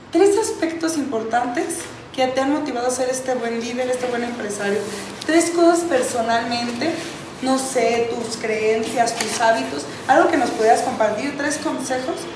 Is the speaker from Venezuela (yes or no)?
no; Mexico; eso de hecho es cultura desde el mexicano, ¿no? Desde nosotros mismos.